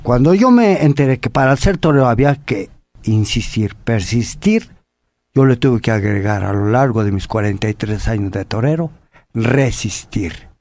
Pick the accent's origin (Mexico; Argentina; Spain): Mexico; Apizaco, Tlaxcala; barrio San Miguel, barrio de Apizaco, Tlaxcala, donde soy oriundo, y allí yo vi de chaval a la a toreros